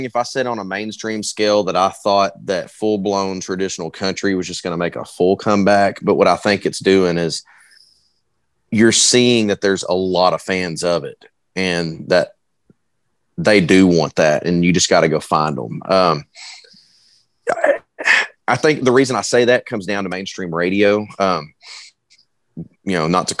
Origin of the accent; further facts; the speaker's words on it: Sherwood, Arkansas, United States; moved away as an adult; now in Texas, United States; So I grew up in Sherwood, which nobody knows where that is. So I just say North Little Rock area.